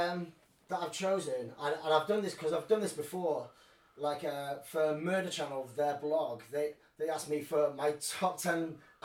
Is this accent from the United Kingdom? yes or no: yes; Colwyn Bay, Wales, United Kingdom; I grew up in North Wales in Colwyn Bay.